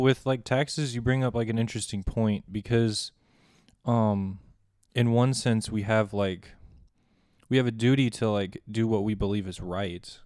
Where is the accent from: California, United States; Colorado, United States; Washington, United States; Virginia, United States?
Colorado, United States; moved away as an adult; also born or lived in Kansas; now in Manhattan, Kansas, United States; I'm originally from Colorado, but I'm studying here at K-State